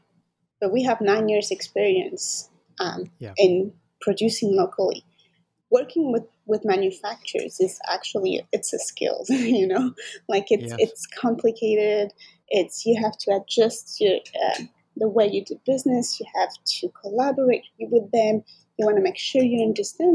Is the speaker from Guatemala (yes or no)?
no; France; moved away as an adult; now in Montreal, Canada; I grew up in France